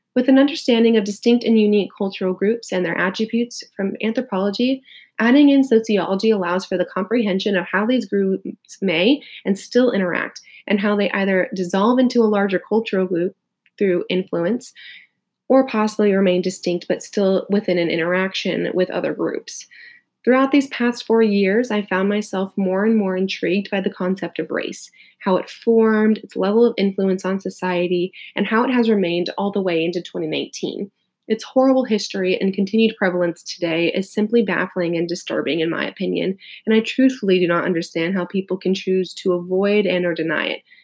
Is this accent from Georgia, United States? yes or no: no; Riverside, California, United States; also born or lived in Los Angeles, United States; I'm a California native, quick shout out to the IE, as I was born and raised in Riverside